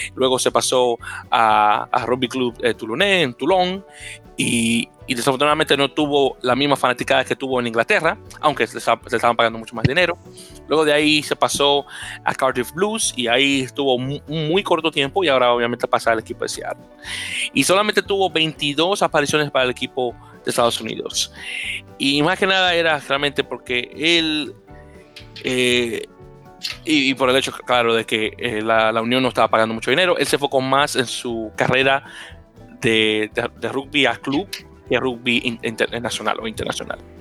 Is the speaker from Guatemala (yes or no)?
no; Dominican Republic; no niego mi descendencia africana, como muchos dominicanos